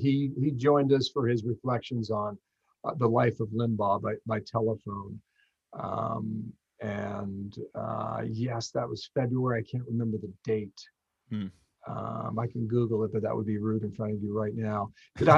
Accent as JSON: {"language": "English", "country": "United States", "said": "as an American"}